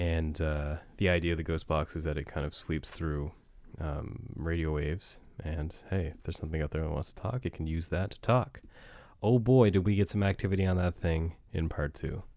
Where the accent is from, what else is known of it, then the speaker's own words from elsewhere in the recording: Barrington, Nova Scotia, Canada; Barrington's also my hometown